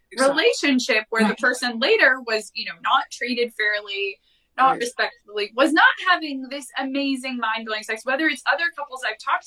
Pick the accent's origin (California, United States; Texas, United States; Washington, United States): California, United States; San Francisco Bay Area; born or raised there